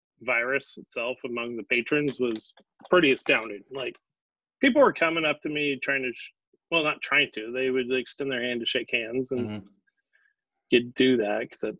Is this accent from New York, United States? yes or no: yes; New York, United States; he knew I came from New York, and he was like, well, you guys had that Corvid real bad out there